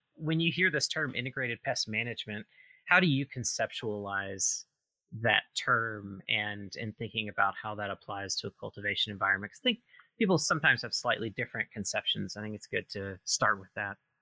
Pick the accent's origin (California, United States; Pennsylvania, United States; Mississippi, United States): Mississippi, United States; now in Oregon, United States; I am originally from Mississippi, but I've been out in Oregon for quite a while now.